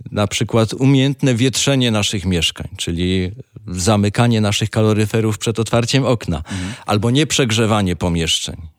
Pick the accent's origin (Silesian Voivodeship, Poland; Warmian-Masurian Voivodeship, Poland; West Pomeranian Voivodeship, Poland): Silesian Voivodeship, Poland; Rybnik; Tak, jestem z Rybnika, a Rybnik żużlem stoi